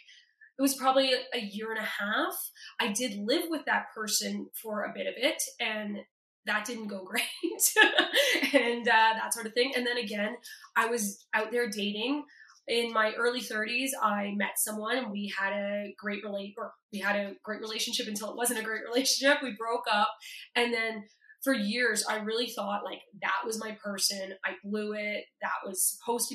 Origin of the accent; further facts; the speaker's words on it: Toronto, Ontario, Canada; I'm from Toronto